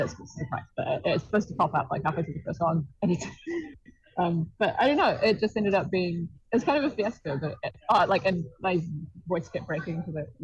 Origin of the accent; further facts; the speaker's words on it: New Zealand; as a New Zealander